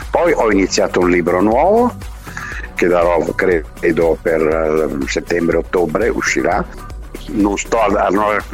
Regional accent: Milan, Lombardy, Italy; Io sono milanese tantissimo, sono interista ovviamente, e sono milanese, perché per tante ragioni, perché sono 75 anni che sono a Milano, 86

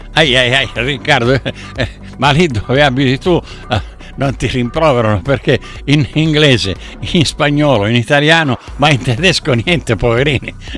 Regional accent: Sicily, Italy; io dalla Sicilia

